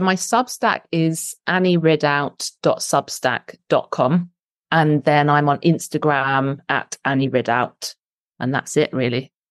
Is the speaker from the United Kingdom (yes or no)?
yes; London, United Kingdom; moved away as an adult; now in Somerset, United Kingdom; I moved from London, where I'm from and where all my family live, to Somerset